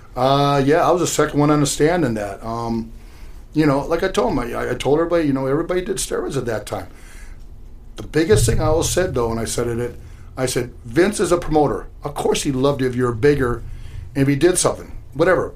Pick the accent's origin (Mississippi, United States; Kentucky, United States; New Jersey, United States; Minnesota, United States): Minnesota, United States; we're all from Minnesota.